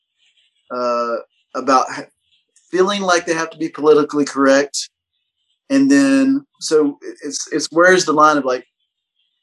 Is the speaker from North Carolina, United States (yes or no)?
yes; North Carolina, United States; moved away as an adult; now in Nashville, United States; I'm originally from North Carolina, which is just the next or so. I'm about 450 miles from my hometown.